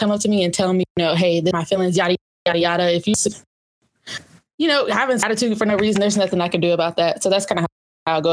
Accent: Sarasota, Florida, United States; moved away as an adult; also born or lived in Alabama; I grew up in Sarasota, Florida, Newtown

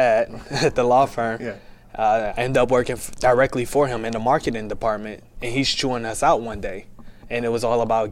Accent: Detroit, Michigan, United States; now in Texas, United States; I'm from Detroit, Michigan

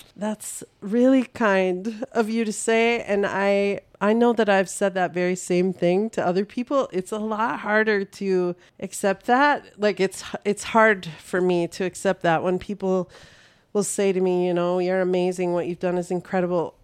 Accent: North Dakota, United States; moved away as an adult; now in Saint Cloud, United States; I am from North Dakota originally, but I live in Saint Cloud for the last twenty-four years.

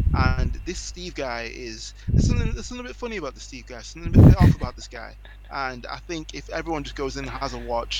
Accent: England, United Kingdom; I'm from England

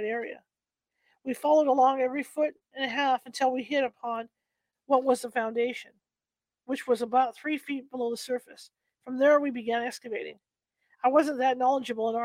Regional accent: Danvers, Massachusetts, United States; When I was growing up in Danvers

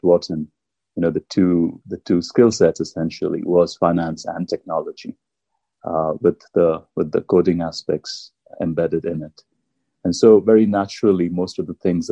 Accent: India; moved away as an adult; I grew up in India

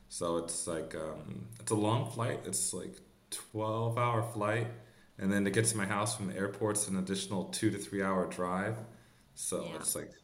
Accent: California, United States; accent: American; moved away as an adult; now in Copenhagen, Denmark; I'm originally from California

